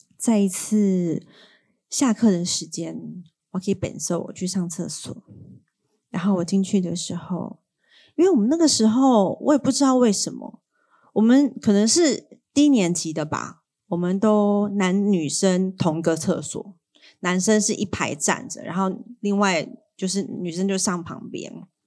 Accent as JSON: {"language": "Chinese", "country": "Taiwan", "accent": "Waishengren (Mainlander) Mandarin", "said": "我从小就是在一个回教的家庭长大的，然后我是个外省人 ，大家听我的口音就可以听得出来，其实我本来是不会讲台语"}